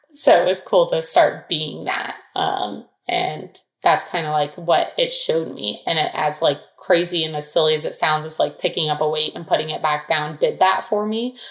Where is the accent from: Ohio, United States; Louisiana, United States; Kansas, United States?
Ohio, United States; Dublin; Dublin, Ohio. So it's a suburb outside of Columbus